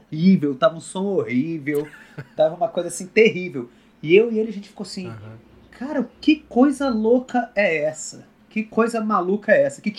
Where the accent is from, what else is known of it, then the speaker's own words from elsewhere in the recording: Brasília, Federal District, Brazil; also born or lived in Rio de Janeiro; Eu tenho sotaque, mas eu, eu, na verdade, eu sou, eu sou candango completamente.